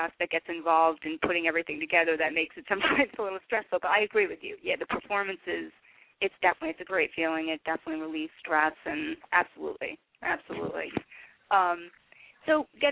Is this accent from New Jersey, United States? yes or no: yes; New Jersey, United States; we're both from New Jersey